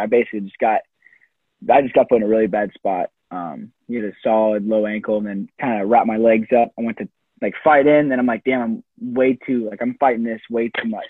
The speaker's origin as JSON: {"language": "English", "region": "Iowa", "country": "United States", "tie": "born or raised there", "said": "growing up in Iowa"}